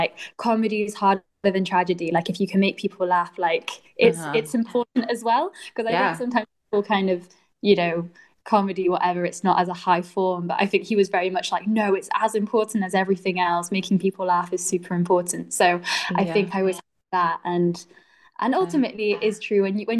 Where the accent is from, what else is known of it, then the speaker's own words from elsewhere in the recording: Sheffield, Yorkshire and the Humber, United Kingdom; moved away as an adult; now in London, United Kingdom; I'm from Sheffield originally, and then moved to London just over a year ago